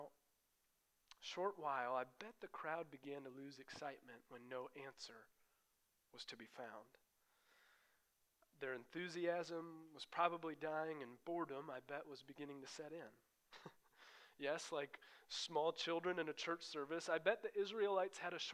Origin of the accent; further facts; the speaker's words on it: Iowa, United States; moved away; where I grew up in Iowa, that's where I come from.